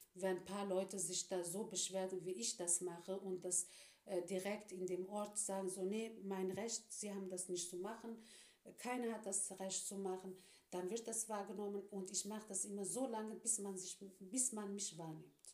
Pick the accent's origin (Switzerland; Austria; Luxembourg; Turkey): Turkey; now in Germany; als Türkin als Islamin